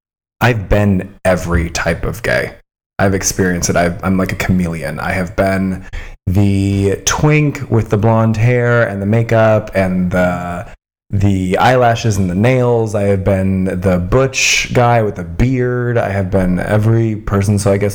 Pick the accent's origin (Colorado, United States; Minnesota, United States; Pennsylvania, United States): Colorado, United States; This is in Colorado.